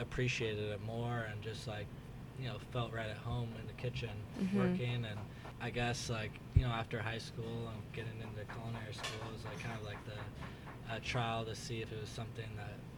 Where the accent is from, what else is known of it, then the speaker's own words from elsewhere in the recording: Washington, United States; moved away as an adult; also born or lived in Miami / Chicago; now in San Francisco, United States; I grew up on the West Coast, from Washington State originally